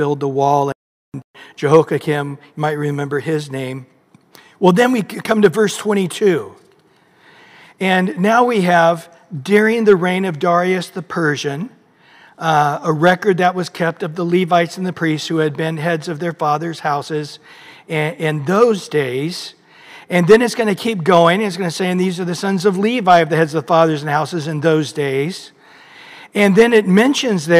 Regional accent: Visalia, California, United States; I grew up in Visalia

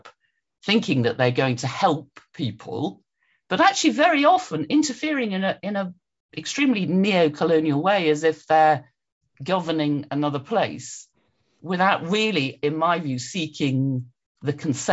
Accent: London, United Kingdom; also born or lived in Edinburgh; I was brought up in London

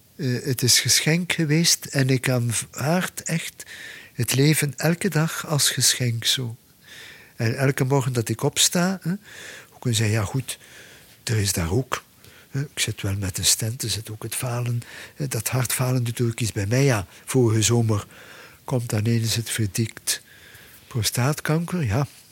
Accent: Belgium; bij ons in de Ardennen

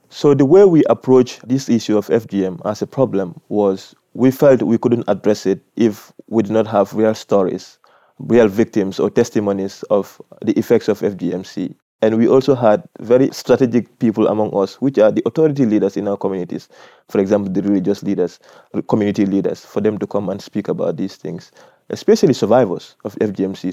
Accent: Gambia; I am from the Gambia

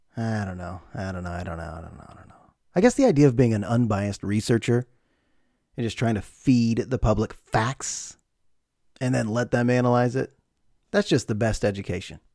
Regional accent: United States

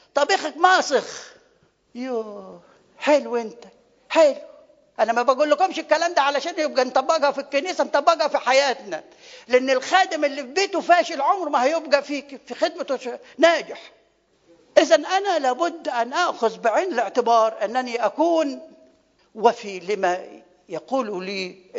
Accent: Upper Egypt, Egypt; now in Kuwait; احنا عندنا في الصعيد

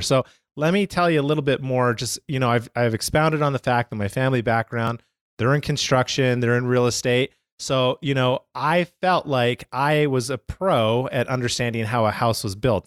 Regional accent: Canada; I'm from Canada, right? So, pretty much, like, half the year is snow.

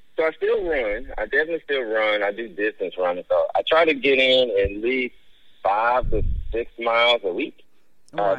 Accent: Memphis, Tennessee, United States; I grew up in Westwood

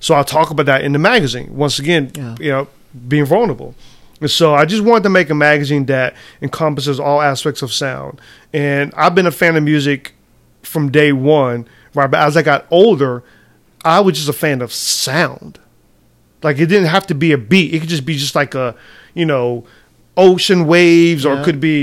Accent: United States

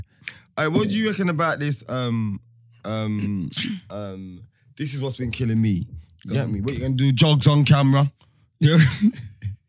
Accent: United Kingdom; I'm not English. I'm British because I'm born here.

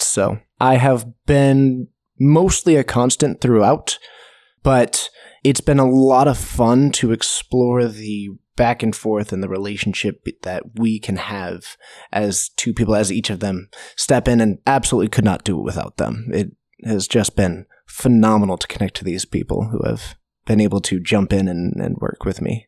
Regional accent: Snohomish, Washington, United States; I grew up in Snohomish. So Geek Fortress is actually in my hometown

